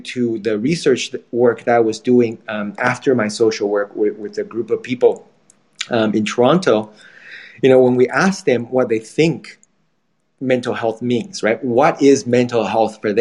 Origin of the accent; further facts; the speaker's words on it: Taiwan; moved away; I'm from Taiwan